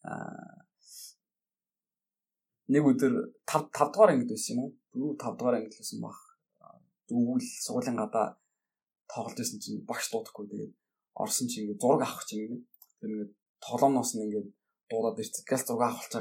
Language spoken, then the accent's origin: Mongolian; Erdenet, Orkhon, Mongolia; moved away as an adult; also born or lived in Tomsk, Russia; Би Эрдэнэ хотод төрж өссөн.